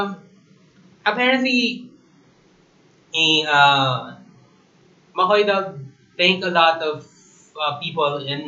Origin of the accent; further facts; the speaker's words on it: Philippines; born and raised in the Philippines. And I love my country